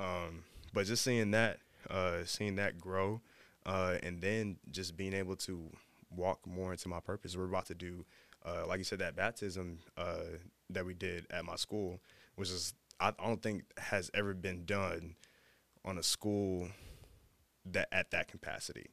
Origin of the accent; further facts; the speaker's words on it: Dallas, Texas, United States; moved away; I'm from Dallas